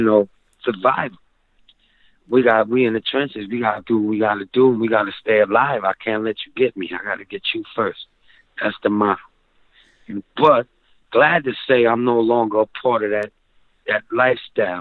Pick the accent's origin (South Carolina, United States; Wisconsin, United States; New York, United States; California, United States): New York, United States; Rochester; in Rochester is is great. You know, it's home base